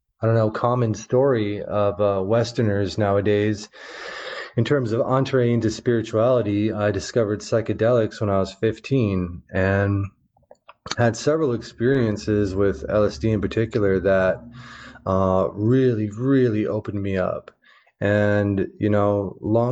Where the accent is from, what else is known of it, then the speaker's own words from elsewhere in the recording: Omaha, Nebraska, United States; I grew up in the Midwest, in the heart of the Midwest, in Omaha, Nebraska